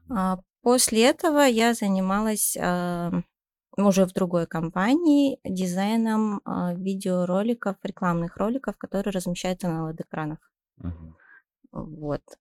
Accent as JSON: {"language": "Russian", "town": "Zhezkazgan", "region": "Ulytau Region", "country": "Kazakhstan", "tie": "born or raised there", "said": "Я вообще родом из Жесказгана, как вы знаете."}